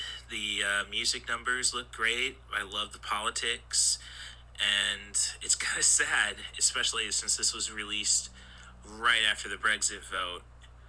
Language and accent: English; Morton, Illinois, United States; So, growing up in Morton, Illinois, you live a quiet life, especially when you're well off, know it or not.